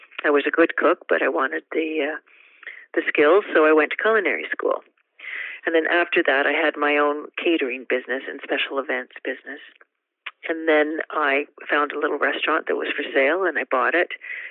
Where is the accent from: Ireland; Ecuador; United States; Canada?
Canada; Vancouver, British Columbia; In Vancouver, born and raised in Vancouver